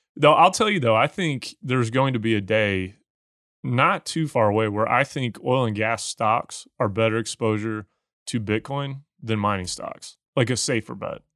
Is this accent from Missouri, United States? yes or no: yes; Missouri, United States; moved away; where I grew up in Missouri